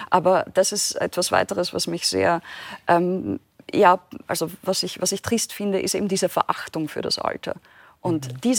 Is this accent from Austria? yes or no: yes; Austria; angedichtet, ja, als, als Österreicherin.